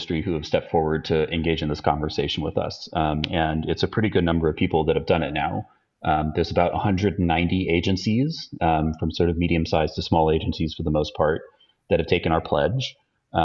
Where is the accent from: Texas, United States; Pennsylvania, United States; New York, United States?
Texas, United States; Austin; in Austin, Texas, which is my hometown where I live now